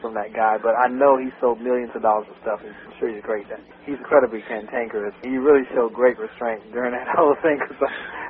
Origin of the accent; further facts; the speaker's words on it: Birmingham, Alabama, United States; also born or lived in Mobile, Alabama; I'm from Alabama originally.